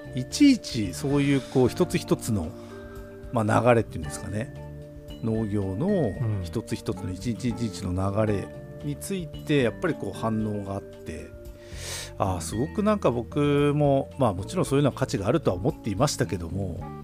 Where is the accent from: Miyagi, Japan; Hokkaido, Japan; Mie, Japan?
Hokkaido, Japan; Obihiro; 北海道帯広僕らの地元の十勝帯広